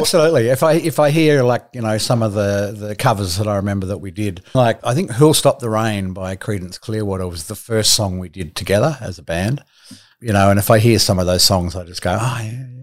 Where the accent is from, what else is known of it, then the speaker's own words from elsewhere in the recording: Sydney, New South Wales, Australia; also born or lived in Melbourne; I was born in Melbourne, and the age of eight, we moved to Sydney to a place called Cottage Point